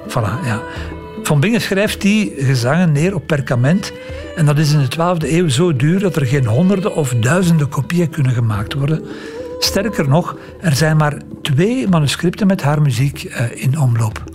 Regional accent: Leuven, Flanders, Belgium; Leuven trouwens de stad waar ik vandaan kom.

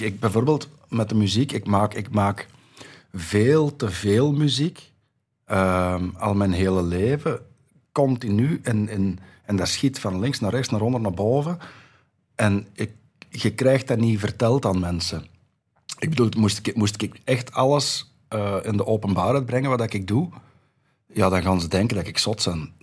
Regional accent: Dendermonde, Flanders, Belgium; ik ben nog geboren in Dendermonde.

